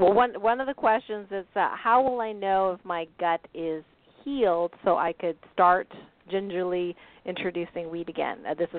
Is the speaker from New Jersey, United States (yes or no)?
no; Tupper Lake, New York, United States; I'm a lot from Tupper Lake.